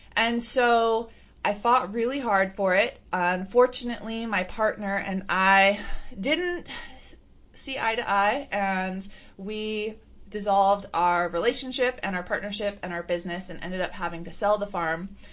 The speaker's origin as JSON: {"language": "English", "region": "California", "country": "United States", "tie": "born or raised there", "said": "I grew up in California"}